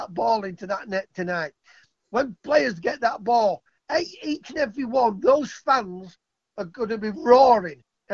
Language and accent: English; England, United Kingdom; I'm English